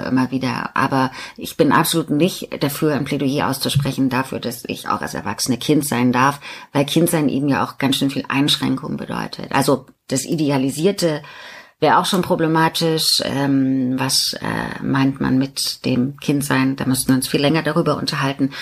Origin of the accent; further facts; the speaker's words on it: Riesa, Saxony, Germany; Riesa, meine Geburtsstadt, Stahlstadt, Stadt an der Elbe